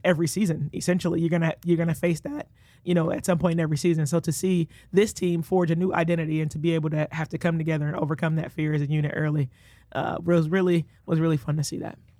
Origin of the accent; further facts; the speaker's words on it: Detroit, Michigan, United States; moved away as an adult; now in Iowa City, United States; born and raised, uh, Detroit, Michigan